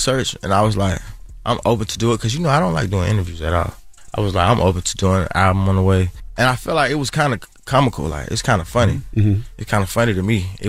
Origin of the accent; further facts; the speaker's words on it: Atlanta, Georgia, United States; because I'm from the South, …, like …. You know, we from Atlanta, so we might not ain't listen to it.